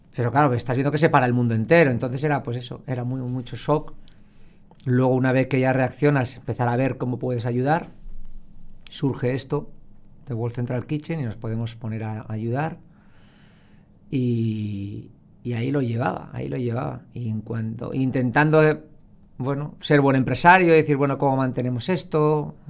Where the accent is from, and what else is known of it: Spain